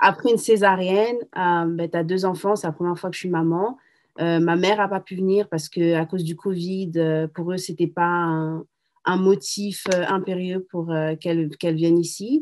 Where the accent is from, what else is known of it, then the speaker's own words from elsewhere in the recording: Paris, Île-de-France, France; moved away as an adult; now in Boston, United States; je suis de Paris. Euh, je suis venue aux États-Unis quand j'avais 21 ans